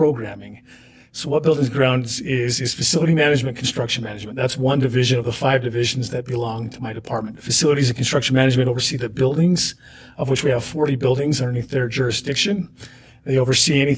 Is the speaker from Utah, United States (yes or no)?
yes; Springville, Utah, United States; also born or lived in Omaha, Nebraska / Guatemala; Born and raised in Springville.